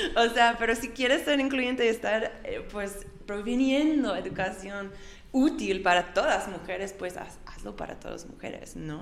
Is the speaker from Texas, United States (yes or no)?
yes; Austin, Texas, United States; Yo, yo me nací en, en Austin